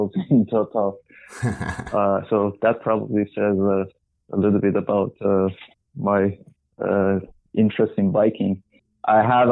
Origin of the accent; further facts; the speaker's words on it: Iran; moved away as an adult; now in Vancouver, Canada; I'm from Iran originally. I moved to Vancouver in Canada about 10 years ago.